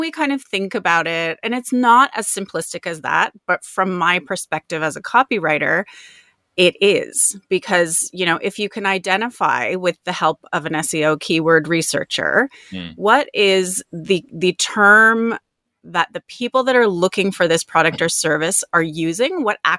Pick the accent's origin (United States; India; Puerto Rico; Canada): Canada; Toronto, Ontario; now in Australia; Canada? I grew up sort of just outside of Toronto.